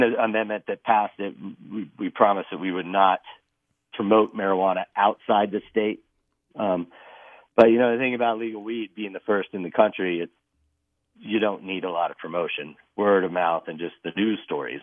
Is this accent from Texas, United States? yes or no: yes; Texas, United States; moved away as an adult; also born or lived in Colorado; now in Eagle, United States; I grew up in Texas